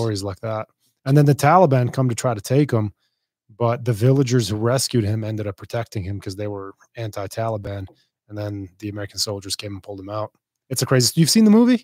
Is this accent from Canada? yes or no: no; Beirut, Beirut Governorate, Lebanon; moved away; I'm from Beirut. Yeah, I'm from Lebanon